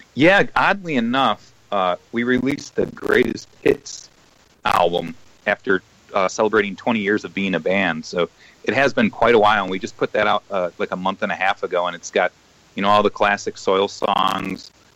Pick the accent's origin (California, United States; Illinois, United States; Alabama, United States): Illinois, United States; Chicago; we're all from Chicago